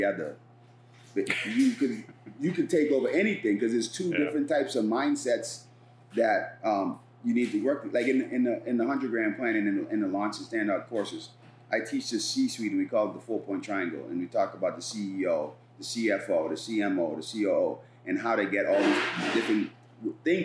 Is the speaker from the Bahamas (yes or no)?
yes; Bahamas; moved away; I'm an immigrant from the Bahamas, my first job here, I was a dishwasher.